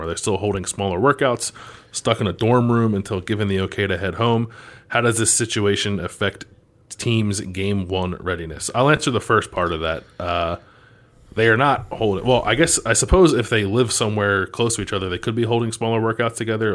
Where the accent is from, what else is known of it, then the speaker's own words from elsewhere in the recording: Philadelphia, Pennsylvania, United States; we're from Philadelphia